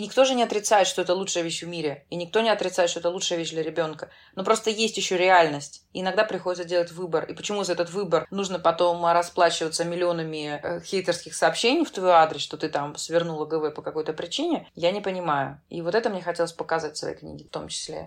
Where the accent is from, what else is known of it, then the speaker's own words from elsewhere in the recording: Saint Petersburg, Russia; moved away as an adult; now in Netherlands; я из Петербурга